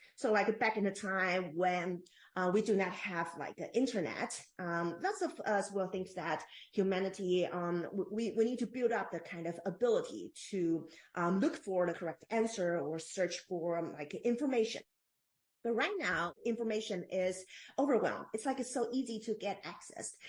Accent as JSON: {"language": "English", "country": "Taiwan", "tie": "born or raised there", "moved": "as an adult", "lives_now": "Bay Area, United States", "said": "I am born and raised in Taiwan"}